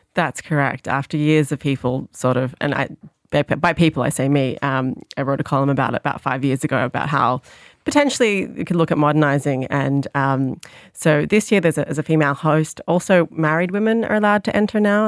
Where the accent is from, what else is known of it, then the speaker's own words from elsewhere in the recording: Sydney, New South Wales, Australia; now in Ireland; I grew up in the Sydney Irish community in Sydney.